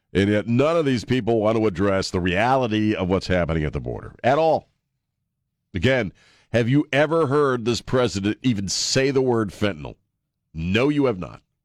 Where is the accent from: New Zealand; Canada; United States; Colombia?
United States; East Coast; now in San Antonio, United States; we grew up on the East Coast